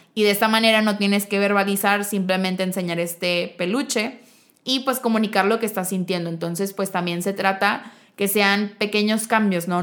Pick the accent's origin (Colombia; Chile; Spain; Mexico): Mexico; si somos mexicanos